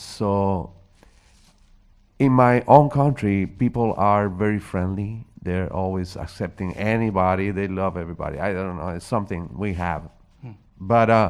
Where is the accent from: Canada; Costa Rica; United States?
Costa Rica; English is a second language; moved away; I'm a foreigner. I'm from Costa Rica originally.